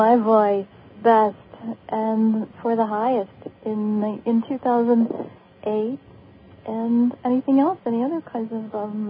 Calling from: Akron, Ohio, United States; I'm calling from Akron, Ohio.

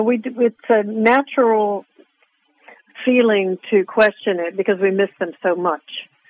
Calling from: Arizona, United States; I'm from Arizona. I'm calling from Arizona.

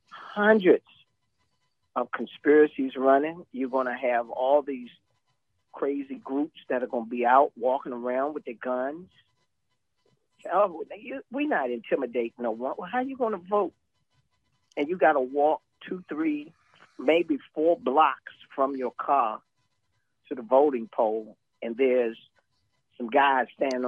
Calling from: Georgia, United States; I'm going to step you back to Georgia.

